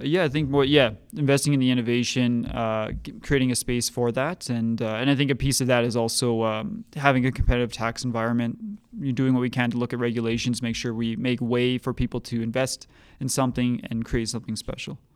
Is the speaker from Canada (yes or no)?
yes; Edmonton, Alberta, Canada; now in Calgary, Canada; I grew up in Edmonton